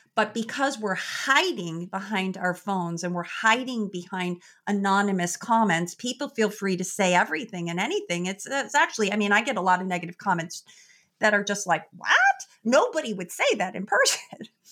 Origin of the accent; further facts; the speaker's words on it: Chicago, Illinois, United States; I am originally born and raised in Chicago